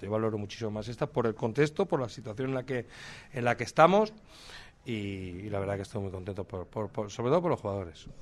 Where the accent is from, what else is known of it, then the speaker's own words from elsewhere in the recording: Castellón de la Plana, Valencian Community, Spain; Yo soy de Castellón